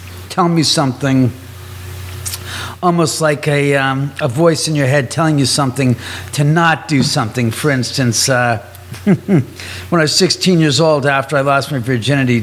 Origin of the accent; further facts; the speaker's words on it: Beverly Hills area, California, United States; I was born and raised in the area